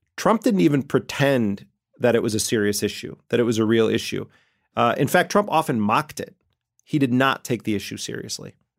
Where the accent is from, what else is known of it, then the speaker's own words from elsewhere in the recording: Milwaukee, Wisconsin, United States; as a kid growing up in Milwaukee